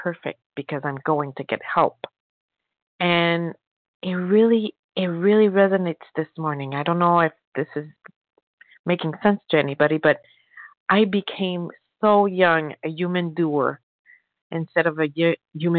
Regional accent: France; I'm French

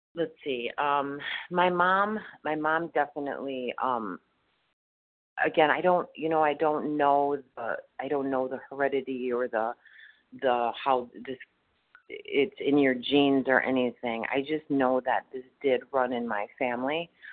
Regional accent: Wisconsin, United States; I'm from Wisconsin, and um, I'm actually in Texas

